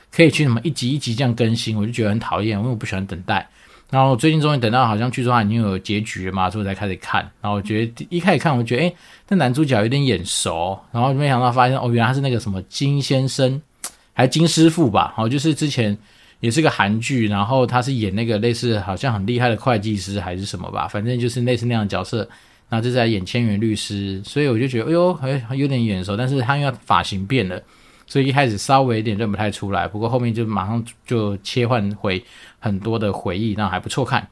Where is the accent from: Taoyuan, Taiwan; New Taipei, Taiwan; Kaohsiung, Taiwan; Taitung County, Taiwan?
Taoyuan, Taiwan; moved away; 可能去桃园吧，我的老家